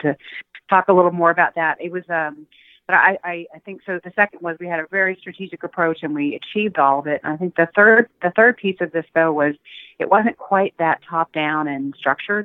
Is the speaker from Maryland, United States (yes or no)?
no; Austin, Texas, United States; I grew up in Austin, Texas, in a poor neighborhood